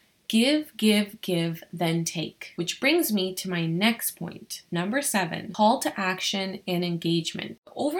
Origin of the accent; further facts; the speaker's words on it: Ottawa, Ontario, Canada; I'm from Ottawa